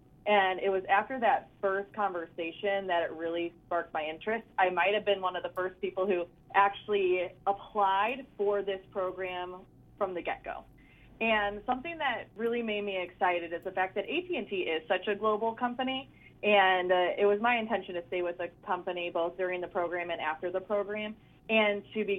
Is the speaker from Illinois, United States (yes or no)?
yes; Chicago, Illinois, United States; also born or lived in Tennessee; now in Dallas, United States; I am liking Dallas. It is very hot. I'm originally from Chicago, so my time in Tennessee helped prepare me for the transition down to the true southern heat